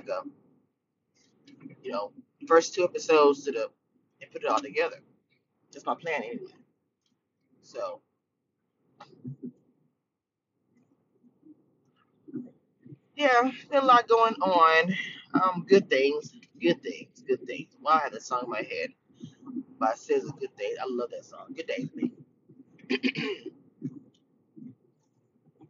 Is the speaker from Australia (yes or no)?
no; Louisiana, United States; I'm from Louisiana